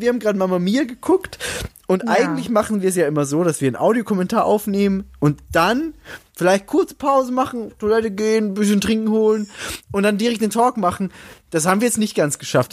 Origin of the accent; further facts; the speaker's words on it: Salzburg, Austria; ich komme aus Salzburg